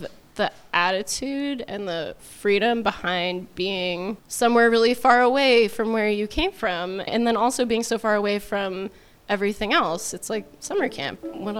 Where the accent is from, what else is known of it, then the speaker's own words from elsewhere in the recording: Arizona, United States; moved away as an adult; now in Anchorage, United States; I'm 28 and I'm from Arizona.